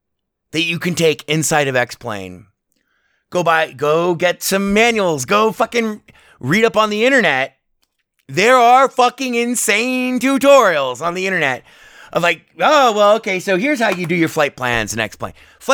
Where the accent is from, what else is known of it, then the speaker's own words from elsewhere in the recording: Las Vegas, Nevada, United States; taking off from McCarran Airport, my native airport here in my home town of Las Vegas, Nevada, KLAS